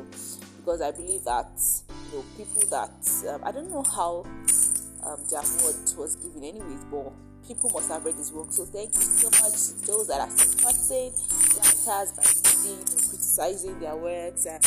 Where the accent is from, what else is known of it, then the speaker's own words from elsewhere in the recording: Nigeria; It's like how we have our reunions here in Nigeria. I'm a Nigerian